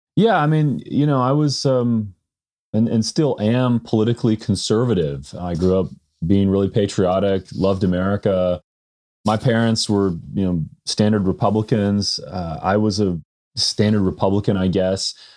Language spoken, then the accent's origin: English; California, United States; moved away; I grew up in California